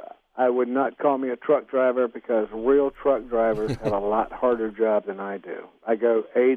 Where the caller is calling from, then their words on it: Wake Forest, North Carolina, United States; Wake Forest, North Carolina.